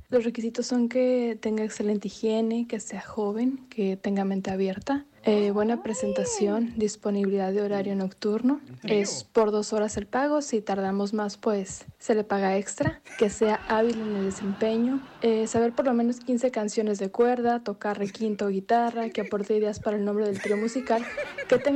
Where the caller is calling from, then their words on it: Tijuana, Baja California, Mexico; Hola, Piolín. … de Tijuana.